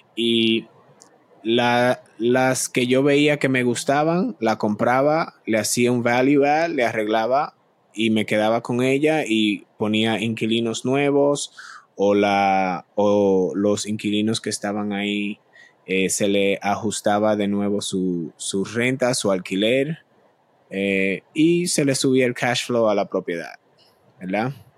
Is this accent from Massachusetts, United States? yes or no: yes; Boston, Massachusetts, United States; also born or lived in Dominican Republic; soy de Boston, Massachusetts, origen dominicano, de República Dominicana. Vivo en el norte, en Boston, hace ya, bueno, muchos años. Estoy aquí desde los siete años